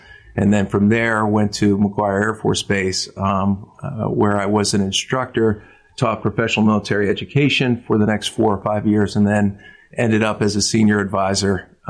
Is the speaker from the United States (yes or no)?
yes; Levittown, Pennsylvania, United States; moved away as an adult; now in Central Pennsylvania, United States; I grew up in the Philadelphia area in Levittown. Grew up there with three brothers, one sister, and a mom and dad